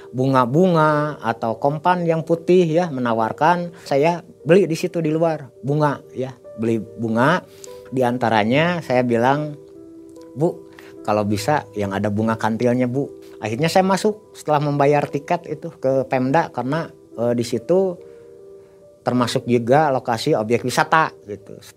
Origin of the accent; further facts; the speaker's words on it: Bandung, West Java, Indonesia; kenalin saya dari Bandung nih Pak Haji.